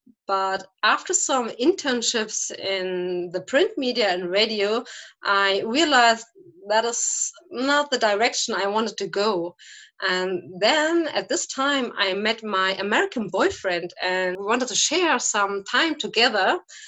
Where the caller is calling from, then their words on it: St. Ingbert, Saarland, Germany; I am calling from St. Ingbert. That is a smaller town in the state of Saarland from Germany.